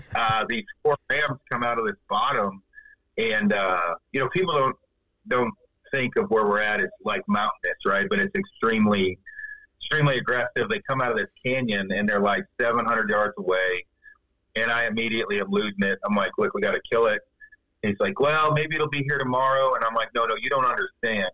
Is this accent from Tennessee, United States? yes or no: yes; Chattanooga, Tennessee, United States; Chattanooga, Tennessee